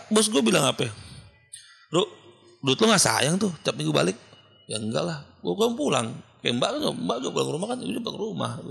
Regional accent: Jakarta, Indonesia; gue kan orang Jakarta kan SKSD lah ya

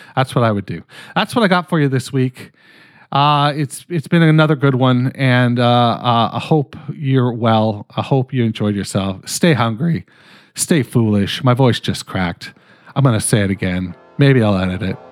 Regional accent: Canada; I'm fucking Canadian

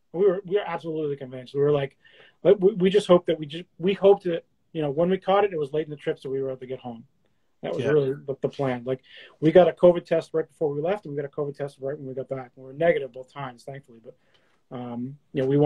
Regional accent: New Hampshire, United States; moved away as an adult; also born or lived in Boston, Massachusetts; Like, I grew up around here. Like, I'm from New Hampshire, but lived in Boston for, you know, 23 years.

